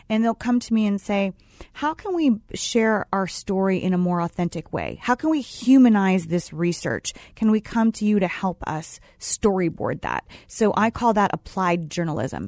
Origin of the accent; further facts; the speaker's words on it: Los Angeles, California, United States; moved away as an adult; I grew up in Los Angeles